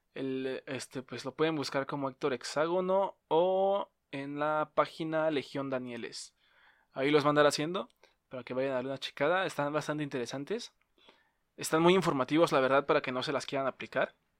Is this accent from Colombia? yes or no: no; Mexico; accent: Mexican; tenía el acento, pues, nuestro acento mexicano